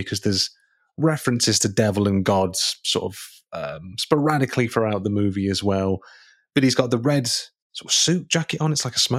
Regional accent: Boston, Massachusetts, United States; I'm from Boston.

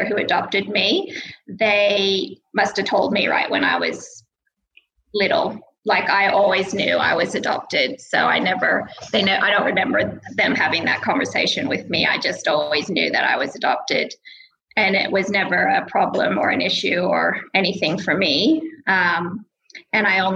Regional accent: Bend, Oregon, United States; moved away as an adult; also born or lived in Australia / Armidale / Brisbane / Sydney; now in Wagga Wagga, Australia; I grew up in Bend, Oregon

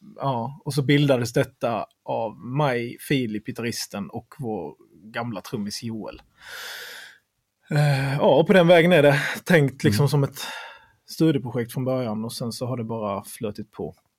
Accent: Sölvesborg, Blekinge, Sweden; vi är från eh, Sölvesborg

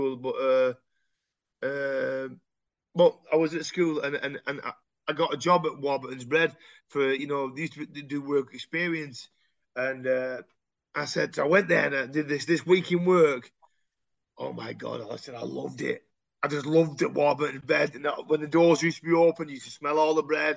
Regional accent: Royton, North West England, United Kingdom; also born or lived in High Compton / Shaw / Oldham; I'm from Royton

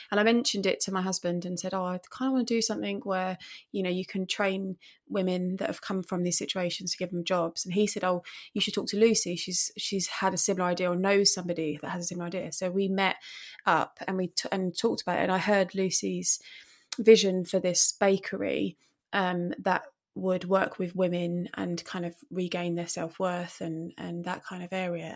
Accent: Romford, London, United Kingdom; now in Eastbourne, United Kingdom; I'm originally from Romford in Essex or London, depending who you talk

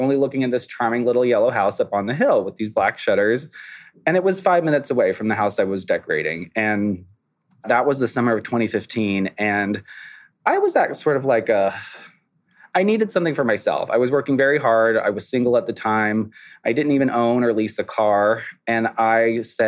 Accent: Florida Panhandle, United States; now in Hudson Valley, United States; I was born and raised on the Florida Panhandle

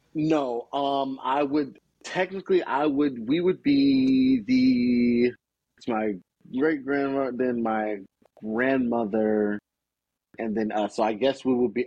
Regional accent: Gainesville, Florida, United States; also born or lived in Chicago; growing up in Florida

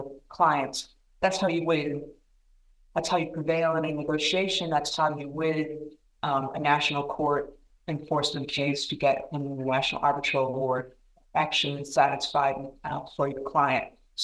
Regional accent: Indiana, United States; My home state of Indiana

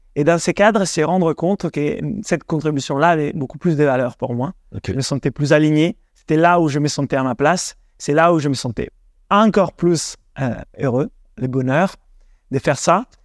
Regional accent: Italy; French is a second language; also born or lived in Denmark / England; now in France; d'origine italienne, 100% italien en réalité. J'ai grandi en Italie

